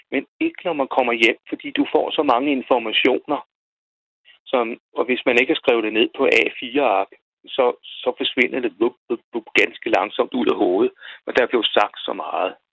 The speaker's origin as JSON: {"language": "Danish", "town": "Roskilde", "region": "Zealand", "country": "Denmark", "said": "Jeg er fra Roskilde."}